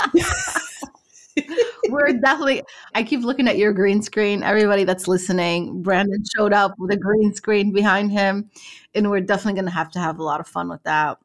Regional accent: Morocco; moved away; I'm originally from Morocco

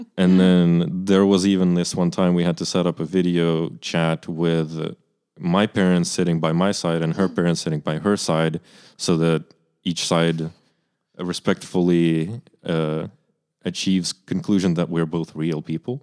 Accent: Kyiv, Ukraine; moved away; I'm from Kyiv, Ukraine, which is the capital city

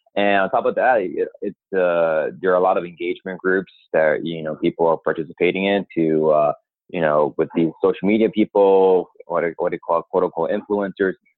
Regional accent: New York, United States; I'm from New York. I'm a New Yorker myself

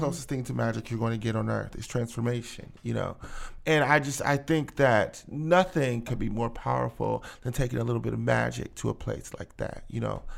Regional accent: Akron, Ohio, United States; I'm from Akron, born and raised

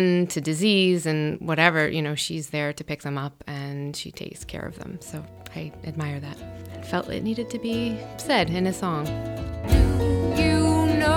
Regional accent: New Bedford, Massachusetts, United States; now in New Jersey, United States; I was born and raised in New Bedford, Massachusetts, and now I've relocated to New Jersey

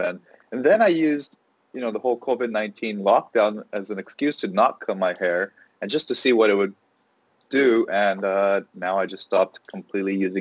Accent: Los Angeles, California, United States; I grew up locally in Los Angeles

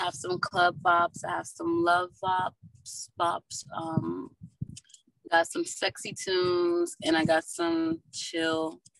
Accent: Atlanta, Georgia, United States; I'm from Atlanta, Georgetown, yeah.

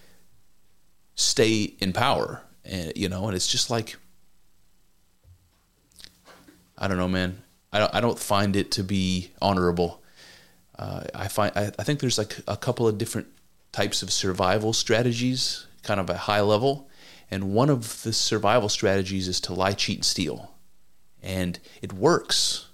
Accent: United States

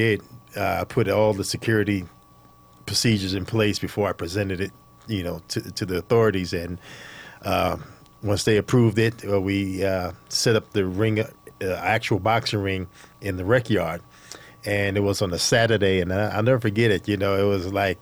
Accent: New York City, New York, United States; I grew up in Brooklyn, New York, and I started out in martial arts

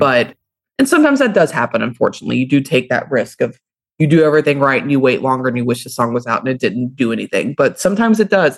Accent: Louisville, Kentucky, United States; I'm from Louisville, Kentucky

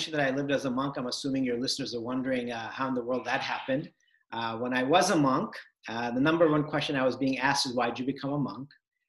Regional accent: California, United States; So I grew up in Southern California. My parents came from India to the US with almost nothing in 1980.

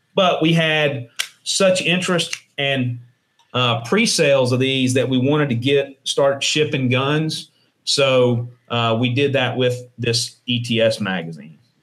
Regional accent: New Orleans, Louisiana, United States; moved away as an adult; also born or lived in Shreveport, Louisiana; now in Ruston, United States; I was born in Shreveport, and then I lived in uh, in New Orleans uh, until I enlisted

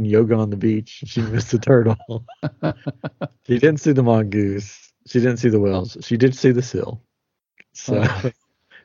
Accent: Johnson City, Tennessee, United States; I grew up in Johnson City

